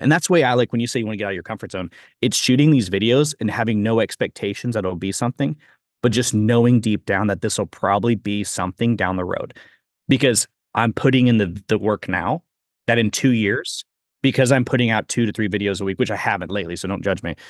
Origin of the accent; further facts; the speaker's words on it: Missouri, United States; I grew up in Missouri too, so I know that area.